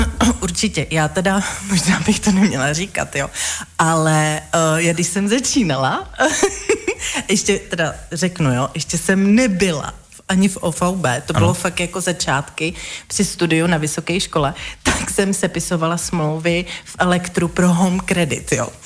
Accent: Velešín, South Bohemian Region, Czechia; já jsem z Velešína

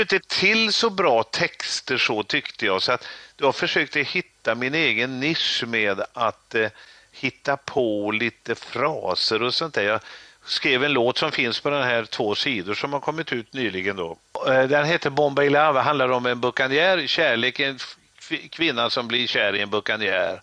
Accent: Trollhättan, Västra Götaland, Sweden; håller jag på och bygger ett disco i min hemstad Trollhättan

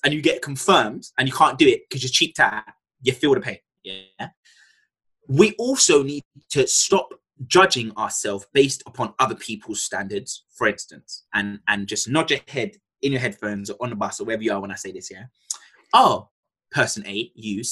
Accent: London, United Kingdom; I'm from Tottenham. I speak different.

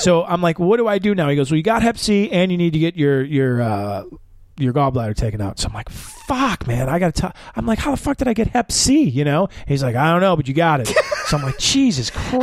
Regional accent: Chicago, Illinois, United States; I'm from Chicago

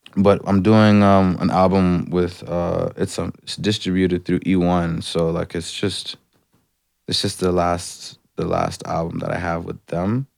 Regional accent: Atlanta, Georgia, United States; now in Canada; I'm from Atlanta

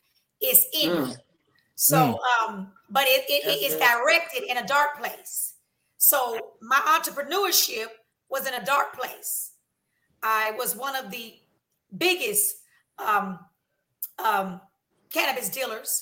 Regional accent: Des Moines, Iowa, United States; moved away; also born or lived in Minneapolis, Minnesota; My hometown is Des Moines, Iowa

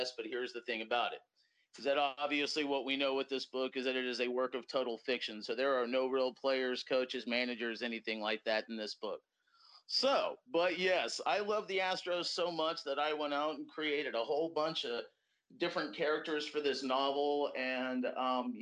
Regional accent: Texas, United States; to be a guy from the South, to be from the state of Texas

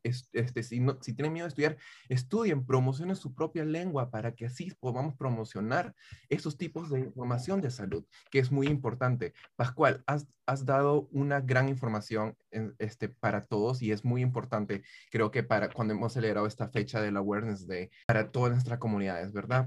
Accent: Peru; moved away; yo soy peruano

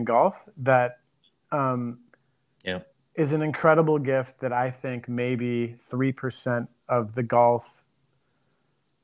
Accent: Minneapolis, Minnesota, United States; moved away; I'm originally from Minneapolis

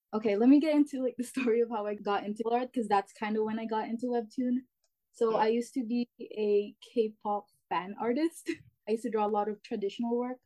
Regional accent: Canada; I'm the author of Gen Z, and I'm from Canada

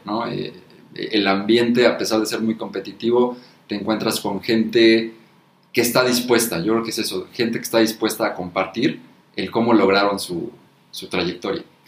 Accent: Mexico; como mexicano

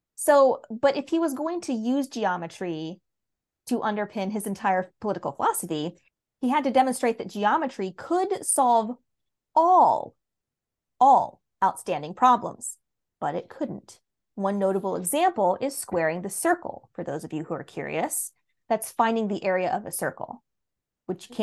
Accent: United States; as an American

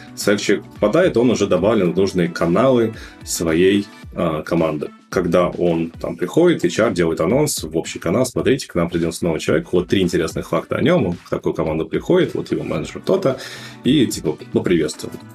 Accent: Russia; moved away as an adult; also born or lived in Moscow; now in New York, United States; мы были фаундеры с русскоязычными корнями, мы были все из России

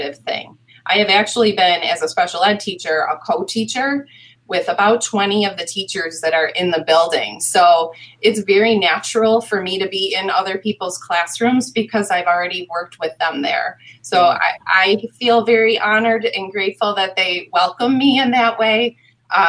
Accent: Hamburg, New York, United States; I'm from this community and because I live in this community

